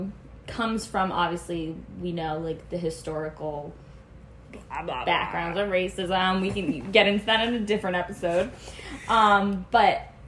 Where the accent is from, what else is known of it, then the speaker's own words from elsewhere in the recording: New Jersey, United States; I grew up in a small town in New Jersey